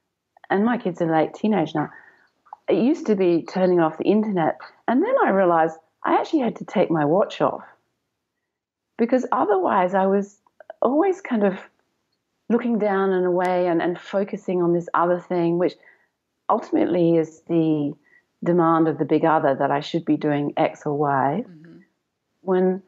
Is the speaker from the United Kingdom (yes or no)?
yes; England, United Kingdom; moved away as an adult; now in Melbourne, Australia; especially when we came out from England and they hit kindergarten in Melbourne.